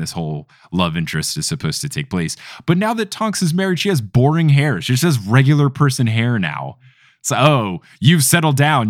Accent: United States; I am an American boy

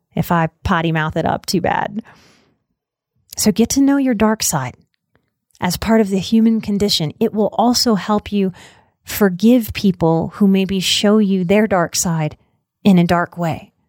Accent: New Orleans, Louisiana, United States; I'm also from New Orleans

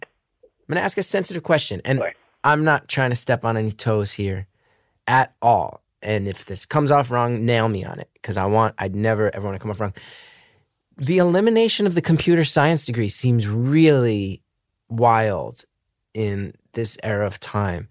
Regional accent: New Jersey, United States; my home state, my beloved home state of New Jersey

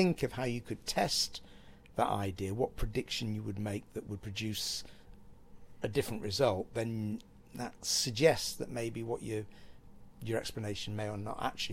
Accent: Cheadle Hulme, North West England, United Kingdom; I grew up in Cheadle Hume, which is near Stockport

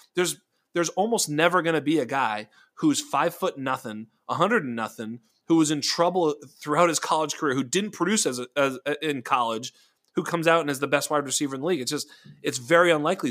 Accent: Boston, Massachusetts, United States; we were growing up and, eh, you know, in and around Boston

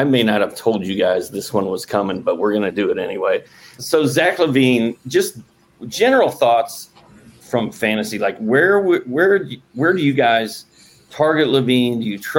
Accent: Indiana, United States; I'm from Indiana, of course.

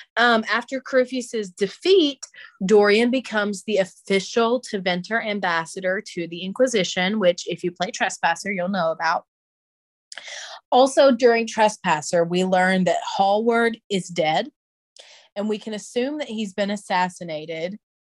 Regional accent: the South, United States; as a Southerner

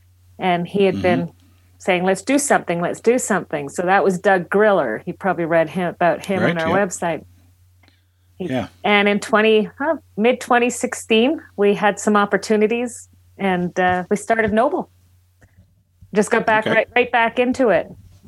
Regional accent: Toronto, Ontario, Canada; now in Calgary, Canada; So I'm born and raised in Toronto. And I moved out to Alberta in 1995. Never went back.

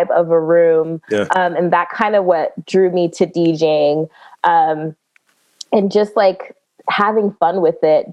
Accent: Prince George's County, Maryland, United States; I am born and raised in Prince George's County, Maryland.

